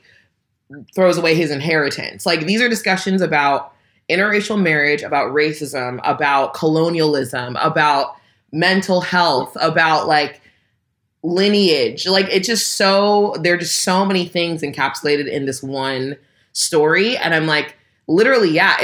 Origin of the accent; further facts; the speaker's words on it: California, United States; I'm black and from California